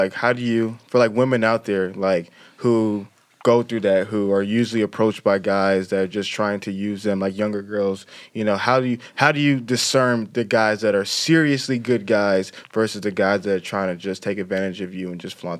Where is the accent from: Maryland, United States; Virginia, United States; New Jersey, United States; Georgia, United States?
Georgia, United States; Atlanta; I'm from Atlanta, man.